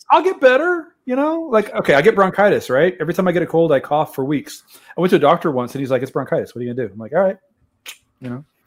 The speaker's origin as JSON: {"language": "English", "town": "Brownsville", "region": "Texas", "country": "United States", "tie": "born or raised there", "also_born_or_lived": "San Antonio, Texas / Kansas", "said": "Most of my life in Texas, I spent, I was born in Brownsville, first five years in San Antonio, most of my life in Brownsville, two years in Kansas."}